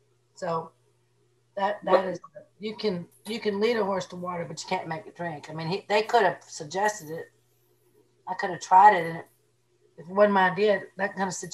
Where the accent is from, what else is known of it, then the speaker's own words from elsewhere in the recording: Cuba; I'm from Cuba.